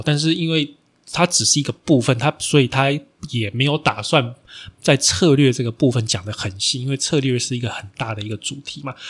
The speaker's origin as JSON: {"language": "Chinese", "country": "Taiwan", "said": "我们台湾人在世界上出名的，哦，真正出名的第一家比较大型的公司"}